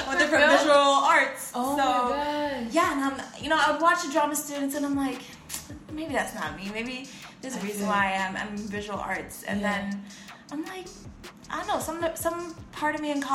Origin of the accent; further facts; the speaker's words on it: New York City, New York, United States; I actually grew up around like Flatbush, but my parents, you know, they sent me to schools downtown Brooklyn